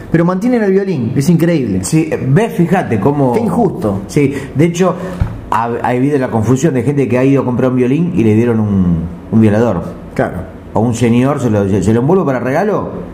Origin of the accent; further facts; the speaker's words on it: Argentina; Los argentinos